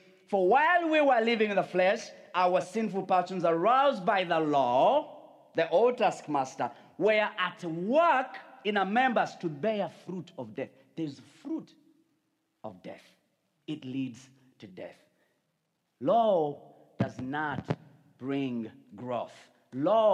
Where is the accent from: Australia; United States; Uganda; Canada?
Uganda; moved away; I come from Uganda